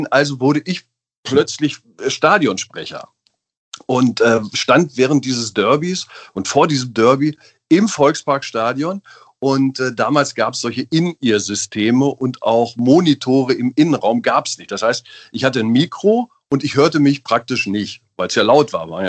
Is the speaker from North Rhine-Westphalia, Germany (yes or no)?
no; Einbeck, Lower Saxony, Germany; born there; Ich bin ja in der Bierstadt geboren.